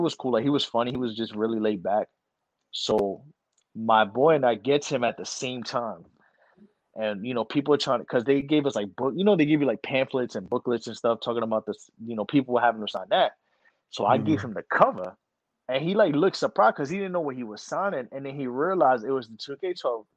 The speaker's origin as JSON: {"language": "English", "region": "New York", "country": "United States", "said": "I'm from New York."}